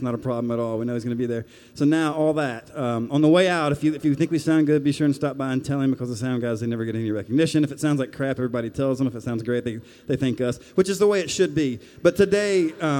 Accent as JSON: {"language": "English", "town": "Martinsville", "region": "Virginia", "country": "United States", "moved": "yes", "said": "We're originally from Martinsville down the road."}